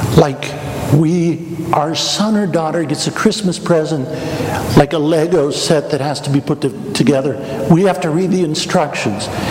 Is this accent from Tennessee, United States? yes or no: no; Wichita, Kansas, United States; moved away; I grew up in Wichita, Kansas, not far from McConnell Air Force Base